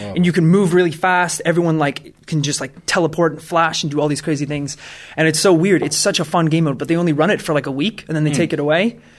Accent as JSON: {"language": "English", "region": "Wales", "country": "United Kingdom", "said": "Hi, I'm Welsh."}